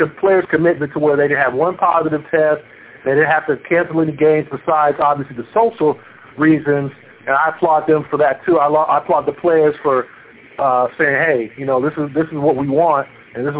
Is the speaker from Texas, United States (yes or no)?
no; Los Angeles, California, United States; I grew up in Los Angeles